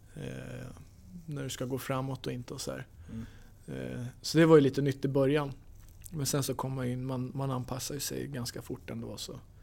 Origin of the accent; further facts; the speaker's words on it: Stockholm, Stockholm County, Sweden; also born or lived in Los Angeles, United States / Manchester, United Kingdom; now in Skellefteå, Sweden; jag är från Stockholm